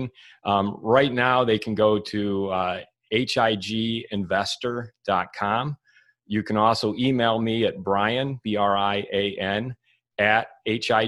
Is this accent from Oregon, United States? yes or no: no; Michigan, United States; moved away as an adult; also born or lived in Santa Monica, California; I moved back to Michigan, because I'm from Michigan originally